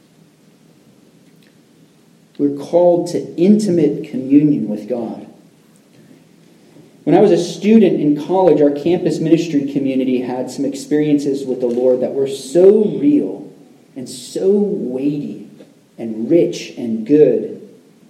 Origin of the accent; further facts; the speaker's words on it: Central Florida, United States; I grew up in Central Florida